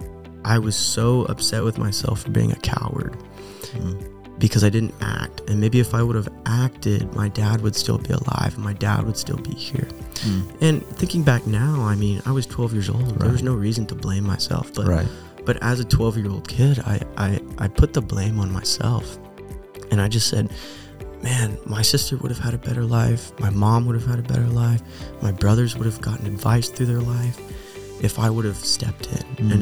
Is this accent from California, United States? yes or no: yes; Hemet, California, United States; also born or lived in Fallbrook, California / Phoenix, Arizona; I was born in Fallbrook, but I actually grew up in Hemet, California.